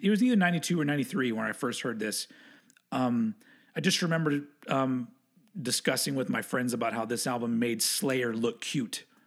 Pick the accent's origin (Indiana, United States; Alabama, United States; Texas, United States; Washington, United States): Texas, United States; accent: southern; I was from Texas